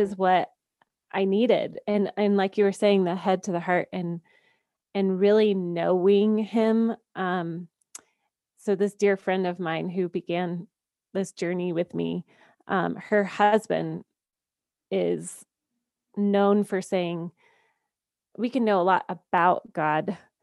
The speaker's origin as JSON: {"language": "English", "region": "Georgia", "country": "United States", "tie": "born or raised there", "moved": "as an adult", "lives_now": "Colorado, United States", "said": "I am a Southern girl at heart. I grew up in Georgia"}